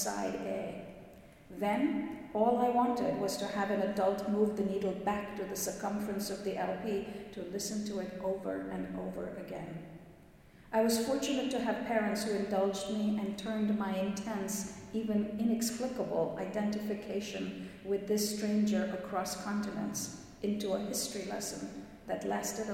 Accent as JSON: {"language": "English", "country": "India", "tie": "born or raised there", "moved": "as an adult", "lives_now": "United States", "said": "I was born and raised in India until I came to America to attend graduate school"}